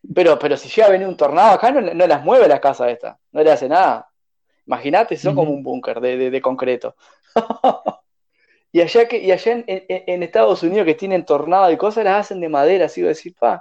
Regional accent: Uruguay; moved away as an adult; also born or lived in Chile; pensaban que yo era uruguayo, soy uruguayo

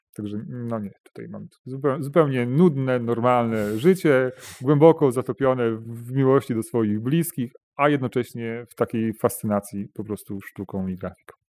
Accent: Bełchatów, Łódź Voivodeship, Poland; ja pochodzę z, czy wychowałem się w takim niedużym robotniczym mieście, jakim jest Bełchatów, to jest województwo, województwo łódzkie.

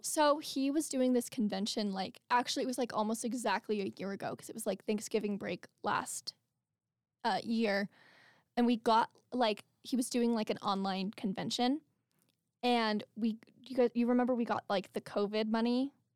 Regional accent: Albuquerque, New Mexico, United States; moved away as an adult; I'm, like, back home in Albuquerque

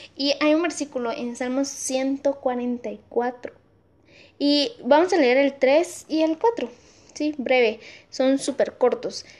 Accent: Amatitlán, Guatemala Department, Guatemala; acá en Amatitlán, en mi pueblo, en mi pueblo

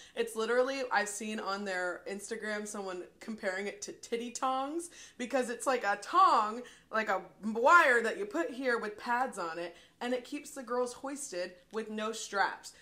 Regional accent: Louisville, Kentucky, United States; we're from Louisville. They call it Kentuckiana.

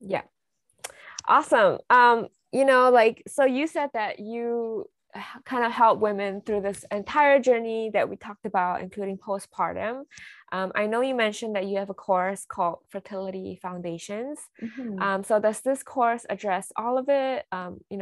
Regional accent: Singapore; I'm from Singapore

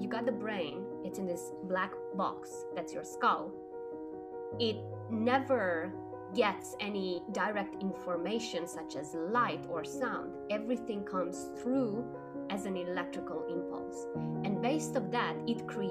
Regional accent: Romania; I was growing up in Romania, and when I was 5 years old, we had a revolution

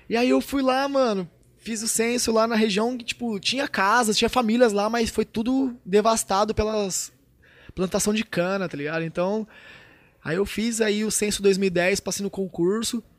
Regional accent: Tupã, São Paulo, Brazil; born there; Nasci em Tupã, uma cidade de 70 mil, acho que tem menos, é, eu acho que é 60 e poucos mil habitantes, tá ligado?

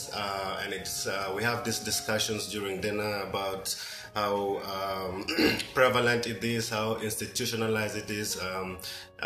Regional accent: Kenya; also born or lived in Nairobi; I'm from Kenya.

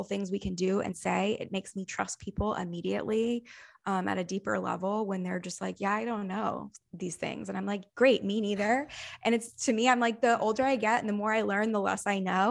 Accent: the South, United States; I grew up in the South

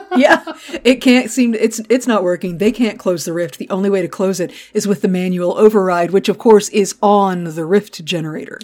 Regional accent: Gulf Coast, United States; I grew up on the Gulf Coast

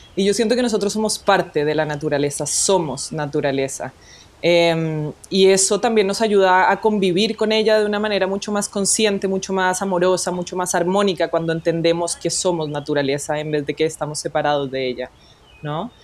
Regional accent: Colombia; now in Chile; yo nací en Colombia, soy nacida y criada en Colombia

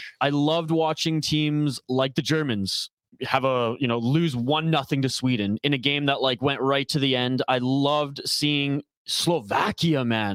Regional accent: Canada; as a Canadian

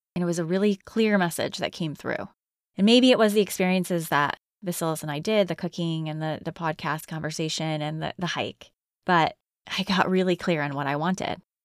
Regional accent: Connecticut, United States; moved away; I'm from Connecticut

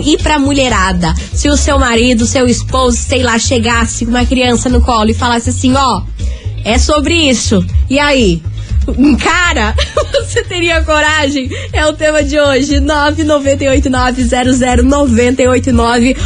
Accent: Araucária, Paraná, Brazil; also born or lived in Campo Largo; eu sou de Araucária

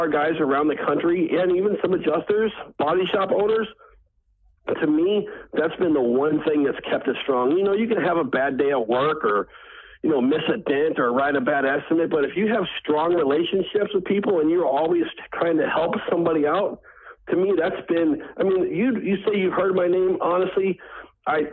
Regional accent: St. Louis, Missouri, United States; I grew up in St. Louis, Missouri

